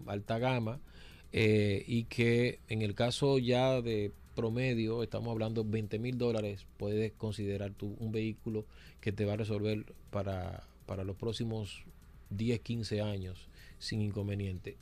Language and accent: Spanish; Dominican Republic; nosotros como dominicanos